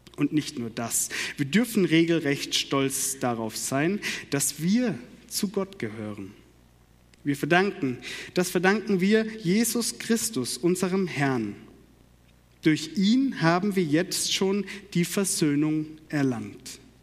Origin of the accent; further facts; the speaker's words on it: Karlsruhe, Baden-Württemberg, Germany; accent: Baden; moved away; Ich komme gebürtig aus Karlsruhe